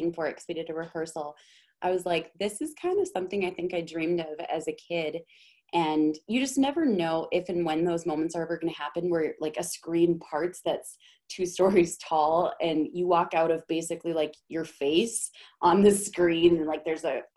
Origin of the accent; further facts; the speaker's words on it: Minnesota, United States; I'm from Minnesota.